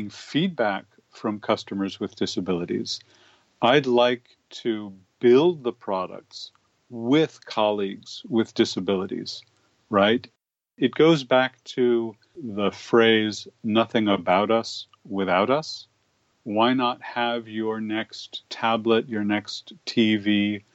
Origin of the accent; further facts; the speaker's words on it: Berkeley, California, United States; I grew up in Berkeley, California